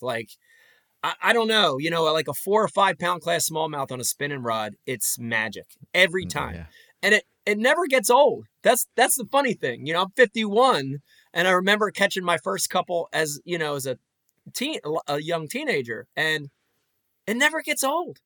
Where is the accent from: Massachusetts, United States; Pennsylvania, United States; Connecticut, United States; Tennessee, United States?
Pennsylvania, United States; Philadelphia; I grew up in Philly